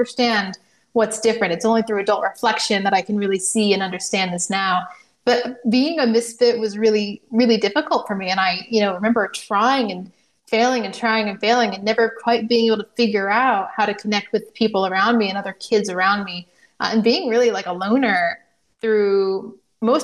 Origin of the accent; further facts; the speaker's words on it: Indiana, United States; moved away as an adult; also born or lived in California; now in Washington, D.C., United States; my family moved out to Indiana and went to college, did the whole thing